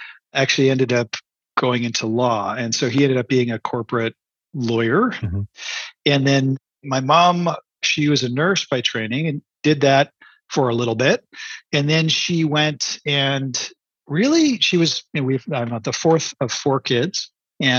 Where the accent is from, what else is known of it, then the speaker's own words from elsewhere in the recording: Canada; I'm a Canadian